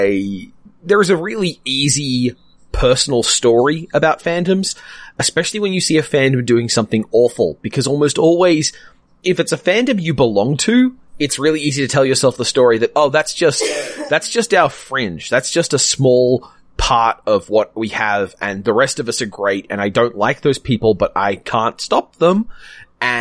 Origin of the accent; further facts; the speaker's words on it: Australia; as an Australian who votes and cares about voting systems